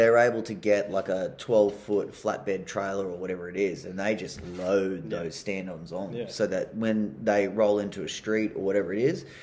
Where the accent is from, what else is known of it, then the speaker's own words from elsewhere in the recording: Australia; being an Aussie